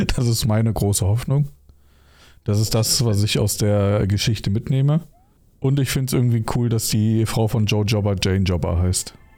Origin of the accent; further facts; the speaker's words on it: Rhineland, Germany; moved away; Ich komme zwar ursprünglich aus dem Rheinland